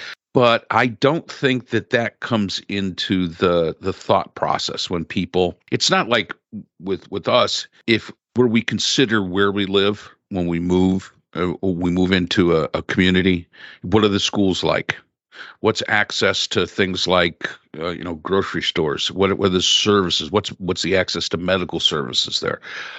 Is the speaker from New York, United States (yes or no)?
yes; upstate New York, United States; I grew up in New York State. I grew up in the upstate.